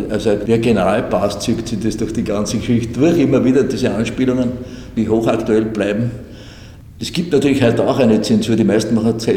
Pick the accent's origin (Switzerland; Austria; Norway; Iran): Austria; Vienna; Ich rede von Wien, ich bin ein Wiener.